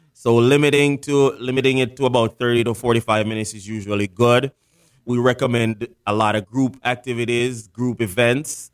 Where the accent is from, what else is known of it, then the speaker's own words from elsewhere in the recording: Jamaica; moved away as an adult; also born or lived in Fort Lauderdale, Florida / Washington, D.C. / Jacksonville, Florida / Arizona; now in South Florida, United States; I was actually born and raised in Jamaica. I moved to America right after high school.